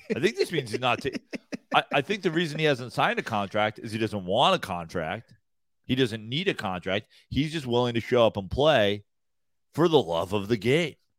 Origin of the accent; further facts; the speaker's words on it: Katonah, New York, United States; I'm from Katona